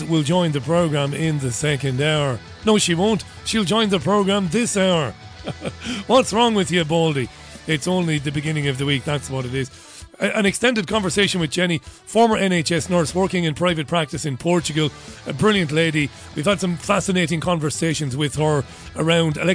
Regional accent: Waterford, Munster, Ireland; moved away; I come from Waterford. I come from a coastal city. I've lived through quite a few storms going up by the sea.

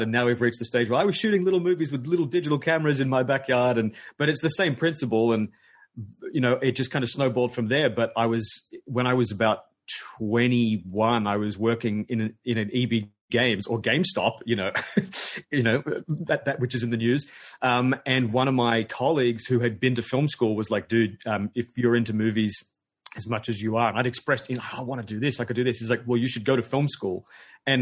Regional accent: Sydney, New South Wales, Australia; I'm a filmmaker from Sydney, Australia

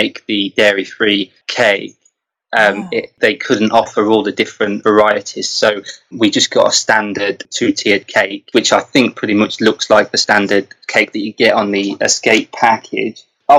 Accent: England, United Kingdom; we're fussy English

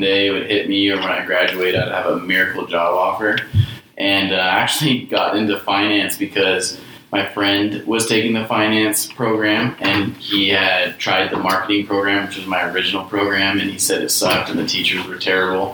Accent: the Valley, Arizona, United States; also born or lived in Snowflake, Arizona / Idaho; my family moved away when I was little, moved to the Valley.

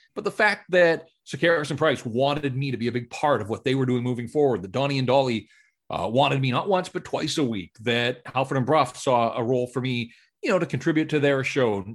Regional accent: North Vancouver, British Columbia, Canada; grew up in North Vancouver and, and so born and raised in Metro Van and, and this is home

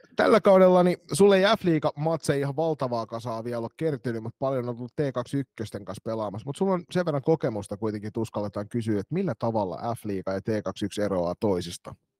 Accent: Kotka, Kymenlaakso, Finland; now in Turku, Finland; mun kotikaupungissa ne oli niitä sisäänpäin kääntyneitä kotkalaisia

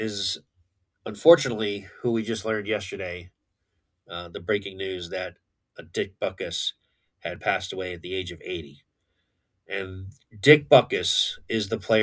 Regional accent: Connecticut, United States; I was born and raised in Connecticut.

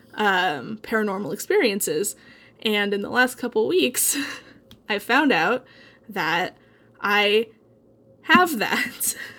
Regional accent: Eugene, Oregon, United States; Ken Kesey is, like, my hometown hero

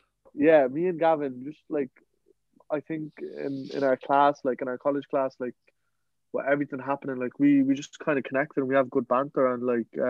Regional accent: Afghanistan; now in Ireland; I'm originally from Afghanistan, but I'm living in Ireland for over 17 years.

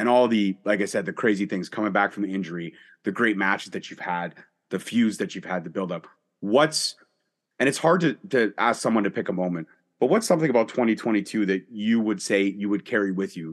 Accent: Canada; we're both Canadian

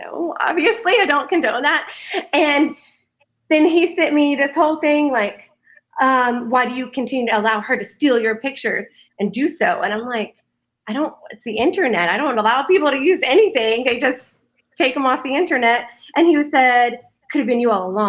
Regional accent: Dallas, Texas, United States; the DFW area, the whole metro, like all around the metroplex. Grew up.

